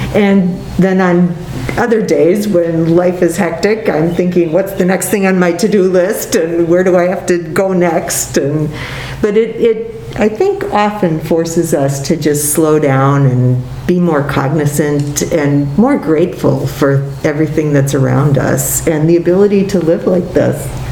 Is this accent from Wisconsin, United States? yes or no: yes; Appleton, Wisconsin, United States; I grew up in Appleton, so being on grandma's farm was real different than being in the city.